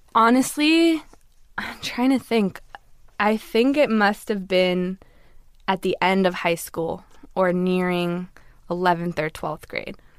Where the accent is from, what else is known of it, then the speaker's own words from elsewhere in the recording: Los Angeles, California, United States; I grew up in Los Angeles in a very liberal community.